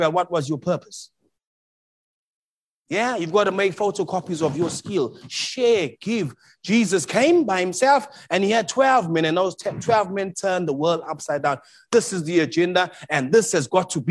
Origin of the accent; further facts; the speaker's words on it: South Africa; moved away as an adult; now in Melbourne, Australia; I'm from South Africa